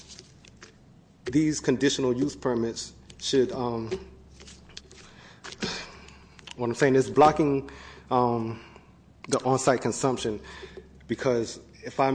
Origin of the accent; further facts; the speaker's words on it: Georgia, United States; moved away as an adult; now in Sacramento, United States; I'm from Georgia. I moved here about 2.5 years ago, and I just recently moved to Sacramento in July.